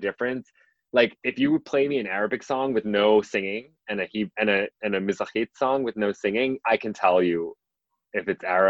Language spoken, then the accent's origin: English; New York, United States; also born or lived in Berlin; growing up in New York, Polish and Palestinian was like a crazy mix.